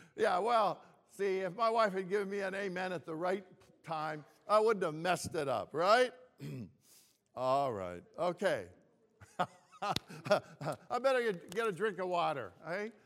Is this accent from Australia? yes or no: no; Toronto, Ontario, Canada; also born or lived in Greece; I was born in Greece and we were new immigrants to Canada when I was just five years old. And I remember when I was growing up here in Toronto